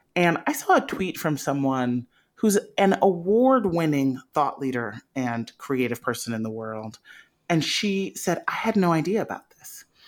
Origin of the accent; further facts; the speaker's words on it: Chicago, Illinois, United States; I grew up in Chicago